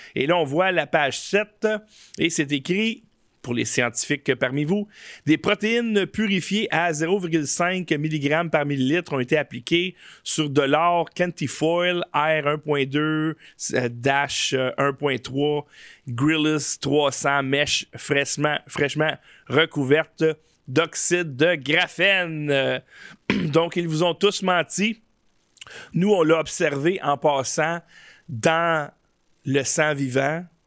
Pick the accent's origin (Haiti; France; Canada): Canada; je suis un vrai Canadien. Chers amis, en fait, euh, citoyen canadien